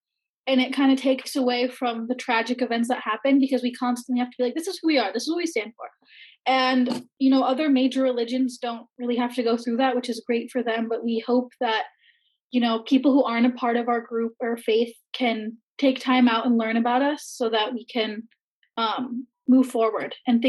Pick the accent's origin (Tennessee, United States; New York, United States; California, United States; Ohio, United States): Ohio, United States; I'm from Ohio